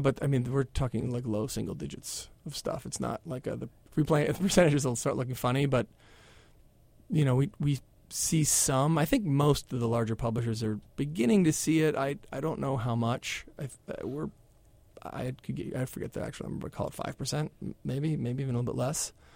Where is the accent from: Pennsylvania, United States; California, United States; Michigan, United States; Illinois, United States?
Pennsylvania, United States; Philadelphia; I grew up in Philadelphia